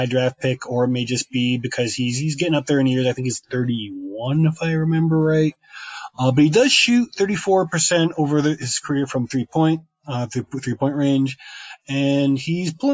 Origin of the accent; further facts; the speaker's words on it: Connecticut, United States; moved away as an adult; now in Mexico City, Mexico; I grew up in New England, in Connecticut.